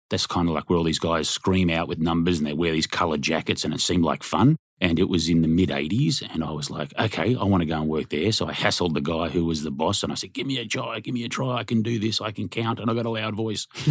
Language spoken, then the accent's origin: English; Australia; moved away; I'm from Australia